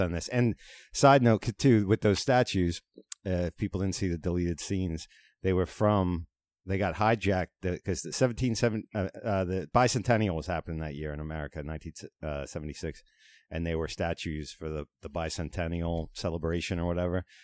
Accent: Long Island, New York, United States; Growing up in Manitowoc and Cuyahoga on the country end of Long Island

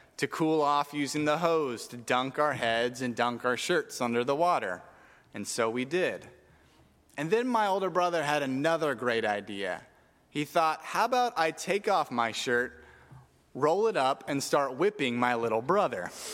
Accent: Tucson, Arizona, United States; we grew up in Tucson where it is hot

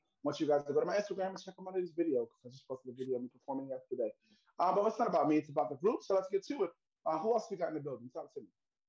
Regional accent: New York City, New York, United States; I'm from Harlem, New York, here right now, currently in Harlem, New York.

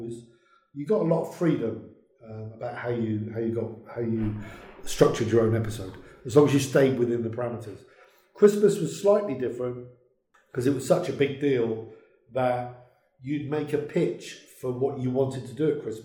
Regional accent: Merseyside, North West England, United Kingdom; I was born in Merseyside

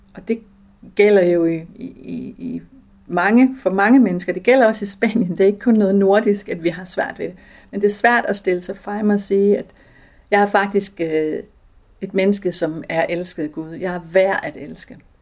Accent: Denmark; jeg er født i Danmark

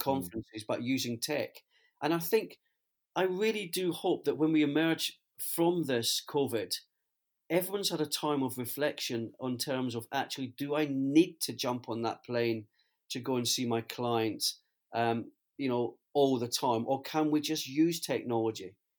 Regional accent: Scotland, United Kingdom; as a Scotsman

